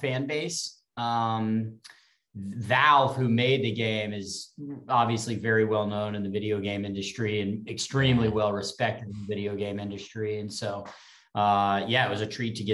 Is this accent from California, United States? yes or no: no; Texas, United States; I grew up in Texas